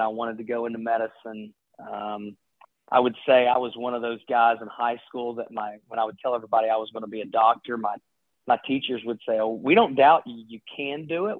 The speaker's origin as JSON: {"language": "English", "town": "Ashland", "region": "Kentucky", "country": "United States", "tie": "born or raised there", "said": "I grew up in Eastern Kentucky, in a small town called Ashland, Kentucky"}